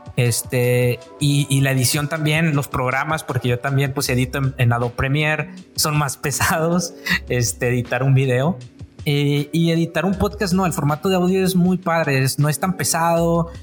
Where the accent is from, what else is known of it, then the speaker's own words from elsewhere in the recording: Apodaca, Nuevo León, Mexico; vengo de, soy de Apodaca, el otro lado del lado de San Pedro, o sea, de, acá de Apodaca, Nuevo León